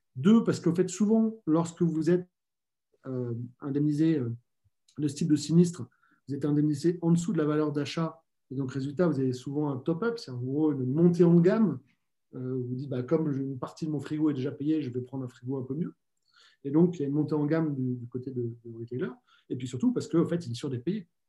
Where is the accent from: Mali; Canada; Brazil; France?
France; chez nous en France